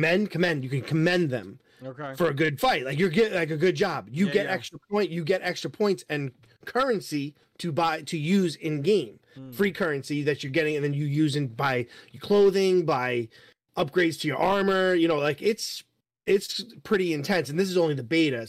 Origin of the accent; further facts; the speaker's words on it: New York, United States; I am from New York